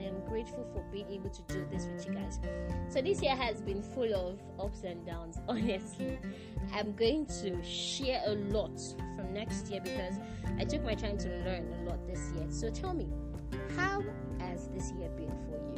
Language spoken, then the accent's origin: English; Nigeria; as a Nigerian